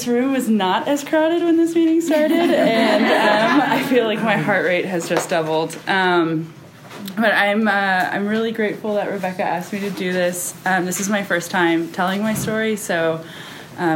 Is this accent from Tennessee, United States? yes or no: no; Kerrville, Texas, United States; also born or lived in Austin, Texas; I grew up in Kerrville. I lived there till I was 13